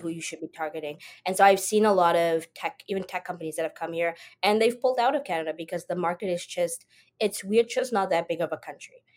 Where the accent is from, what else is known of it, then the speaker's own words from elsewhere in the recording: South Africa; moved away as an adult; I am originally from South Africa. Um, I was born there, grew up there.